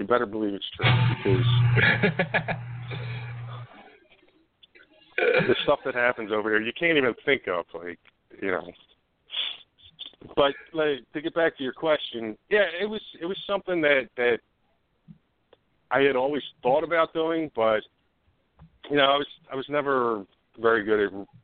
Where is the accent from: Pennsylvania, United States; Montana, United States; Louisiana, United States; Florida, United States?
Pennsylvania, United States; Upper Darby; I grew up on Dermont Avenue, right off of Lansdowne Avenue